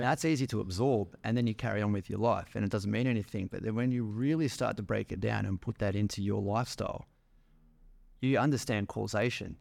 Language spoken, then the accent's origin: English; Melbourne, Victoria, Australia; moved away as an adult; also born or lived in Manly; I was from the outer eastern suburbs of Melbourne, little suburb called Eastmont.